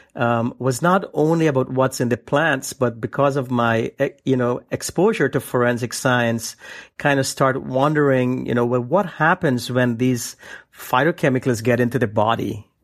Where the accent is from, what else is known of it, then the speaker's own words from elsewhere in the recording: Guyana; now in United States; I was born and I grew up in the uh, uh, South American country uh, known then as British Guiana, um, now known as Guyana